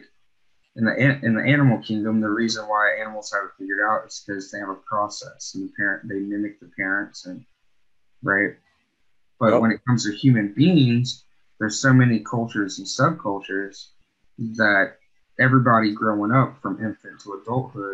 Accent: Alabama, United States; now in Pacific Northwest, United States; I'm from Alabama, I'm from the South

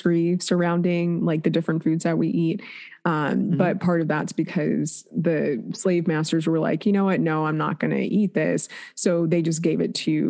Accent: Shaker Heights, Ohio, United States; also born or lived in Cleveland, Ohio; born in Cleveland, raised in Shaker Heights, which is right outside of Cleveland

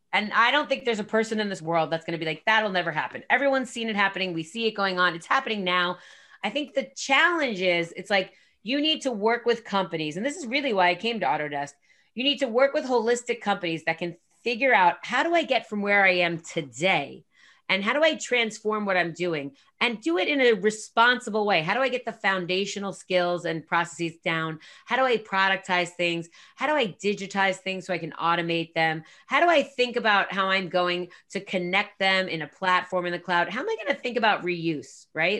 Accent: New Jersey, United States; I'm from Jersey

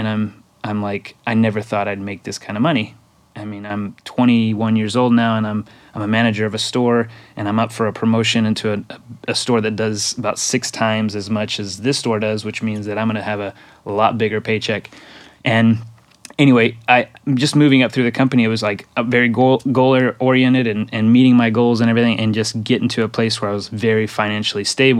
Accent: Mexico; first language Spanish; English is a second language; And so Mexico is home for me. And I did grow up there.

